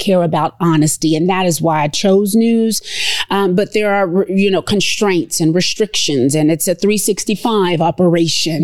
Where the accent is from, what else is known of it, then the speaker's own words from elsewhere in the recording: Lexington, Kentucky, United States; moved away as an adult; also born or lived in Evansville, Indiana / Louisville, Kentucky; now in Reno, United States; I'm from Lexington, Kentucky.